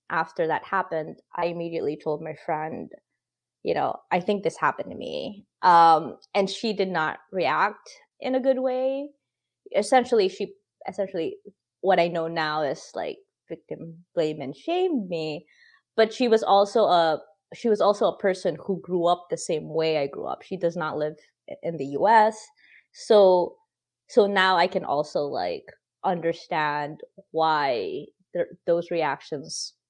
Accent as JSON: {"language": "English", "country": "Philippines", "tie": "born or raised there", "moved": "yes", "lives_now": "United States", "said": "I grew up in the Philippines where, you know, it's super Catholic, it's super patriarchal"}